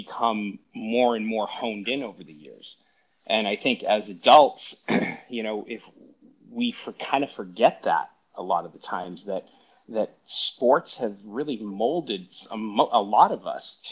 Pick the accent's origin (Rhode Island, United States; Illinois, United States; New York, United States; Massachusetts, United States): Massachusetts, United States; Brockton; now in Los Angeles, United States; I grew up in a town south of Boston called Brockton.